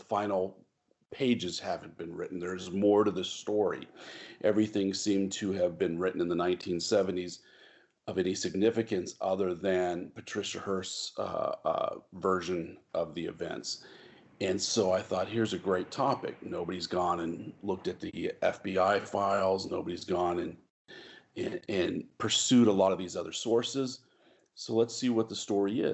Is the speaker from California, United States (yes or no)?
yes; Bay Area, California, United States; I grew up in the Bay Area